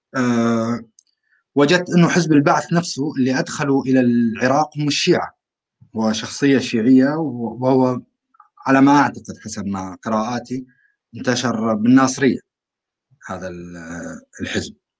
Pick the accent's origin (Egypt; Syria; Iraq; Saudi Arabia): Syria; rural Aleppo, Aleppo Governorate; انا من سوريا